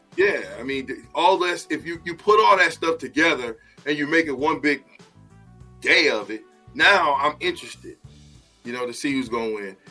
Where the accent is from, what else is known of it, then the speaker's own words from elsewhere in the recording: Nebraska, United States; I'm from Nebraska